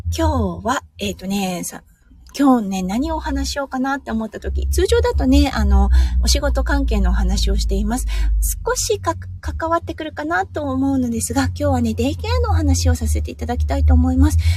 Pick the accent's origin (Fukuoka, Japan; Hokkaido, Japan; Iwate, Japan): Iwate, Japan; now in Australia; 岩手県出身なので